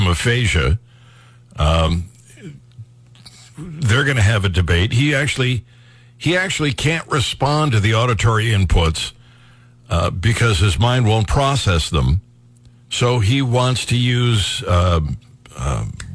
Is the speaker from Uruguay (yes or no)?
no; Ohio, United States; Ohio, my home state